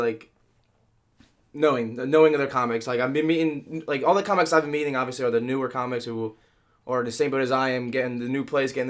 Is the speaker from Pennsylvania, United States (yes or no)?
yes; Philadelphia, Pennsylvania, United States; moved away as an adult; now in Los Angeles, United States; I grew up in Philadelphia. Moved to LA like 2.5 years ago.